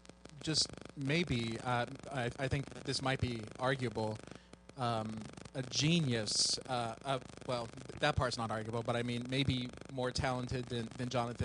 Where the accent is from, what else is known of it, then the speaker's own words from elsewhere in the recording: Kansas City, Missouri, United States; Walt Disney's from Kansas City, my hometown.